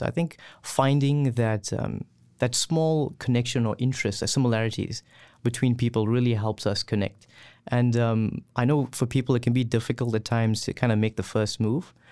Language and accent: English; KwaZulu-Natal, South Africa; moved away as an adult; also born or lived in Gauteng; now in Lethbridge, Canada; I'm originally from KwaZulu-Natal, uh, but now, uh, currently my family lives in Gauteng